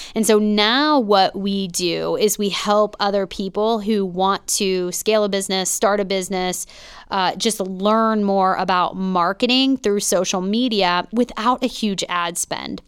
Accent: Pittsburgh, Pennsylvania, United States; born or raised there; moved away as an adult; also born or lived in North Hills, Pittsburgh

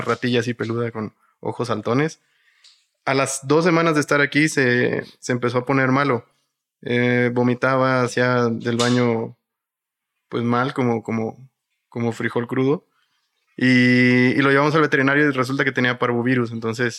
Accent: Matamoros, Tamaulipas, Mexico; moved away; Yo soy de Matamoros, Tamaulipas, eh, pero mi abuelo y mucha de mi familia es de acá, de, de el Estado de México

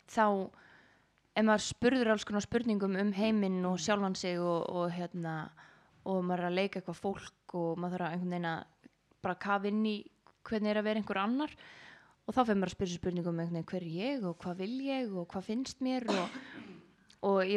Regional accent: Garðabær, Capital Region, Iceland; also born or lived in Grafarvogur, Reykjavík; já, ég er alveg upp í Garabæ og ég er í Gravarvóginum

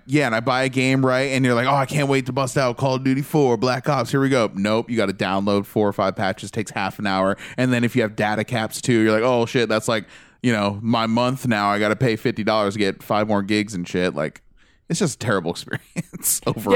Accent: United States; I'm American

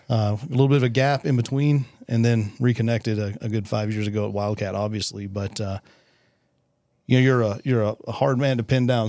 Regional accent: West Texas, United States; I was born and raised here also

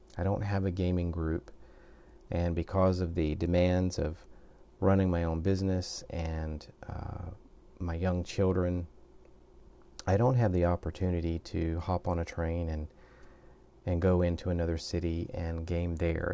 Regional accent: the South, United States; moved away as an adult; now in Japan; I'm originally from the United States. I'm a southern boy

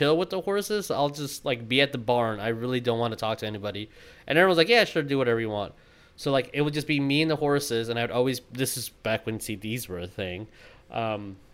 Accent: Texas, United States; we're from Texas

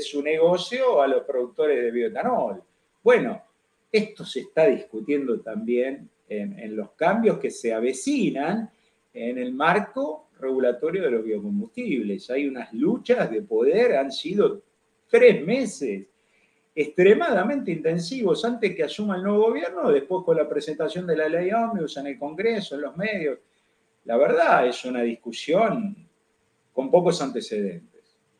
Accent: Argentina

